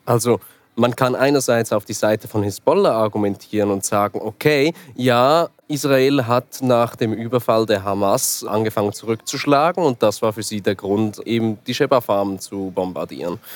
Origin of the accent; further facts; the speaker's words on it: Switzerland; Ich bin äh, Schweizer Journalist und Dokumentarfilmer